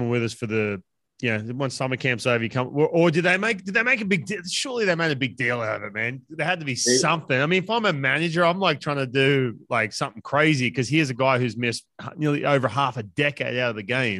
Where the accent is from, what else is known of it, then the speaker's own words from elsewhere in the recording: Newcastle, New South Wales, Australia; my hometown. Yeah. You'll be in Newcastle.